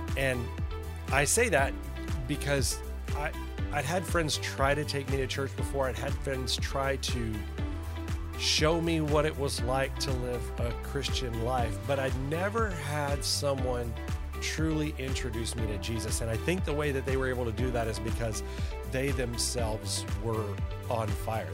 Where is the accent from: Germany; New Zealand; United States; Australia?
United States; Arlington, Texas; also born or lived in Louisiana; I was raised by a middle class family. We lived in a little town that is now a big town called Arlington